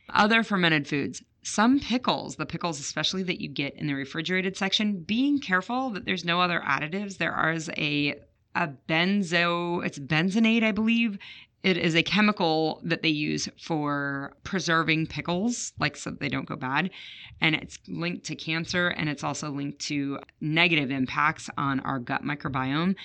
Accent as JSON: {"language": "English", "town": "Chicago", "region": "Illinois", "country": "United States", "tie": "born or raised there", "said": "I grew up in Chicago"}